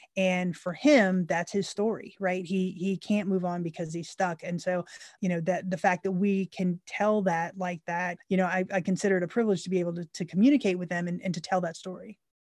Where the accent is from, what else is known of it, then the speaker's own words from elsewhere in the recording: Central Florida, United States; moved away as an adult; now in Tennessee, United States; we grew up born and raised in, in Central Florida.